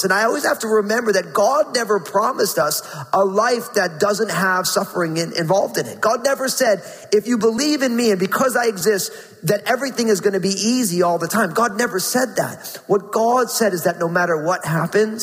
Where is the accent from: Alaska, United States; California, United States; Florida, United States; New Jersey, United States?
New Jersey, United States; born or raised there